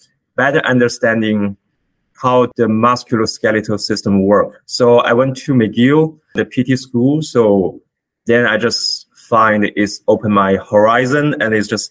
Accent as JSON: {"language": "English", "country": "China", "tie": "born or raised there", "moved": "as an adult", "lives_now": "Canada", "said": "I was born in China, where I was trained as a physician"}